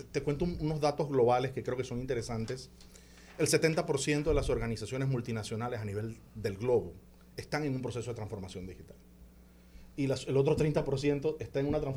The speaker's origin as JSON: {"language": "Spanish", "country": "Panama", "said": "yo soy panameño"}